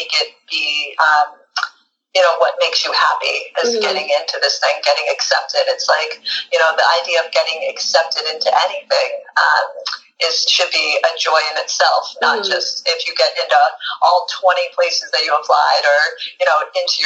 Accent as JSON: {"language": "English", "town": "Hanover", "region": "New Hampshire", "country": "United States", "tie": "born or raised there", "also_born_or_lived": "Concord, Massachusetts", "moved": "as an adult", "said": "I grew up in a town called Hanover, New Hampshire"}